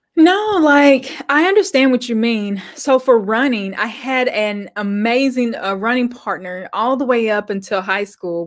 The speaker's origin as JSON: {"language": "English", "region": "Arkansas", "country": "United States", "tie": "born or raised there", "also_born_or_lived": "Little Rock", "said": "I grew up in Arkansas. I'm still here."}